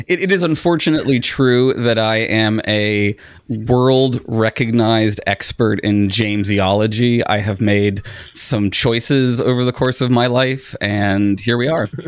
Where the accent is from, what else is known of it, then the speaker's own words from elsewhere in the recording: United States; as an American